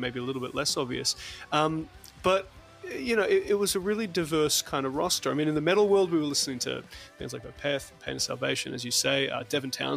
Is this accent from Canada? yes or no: no; New Zealand; I grew up in New Zealand. I'm a dual citizen.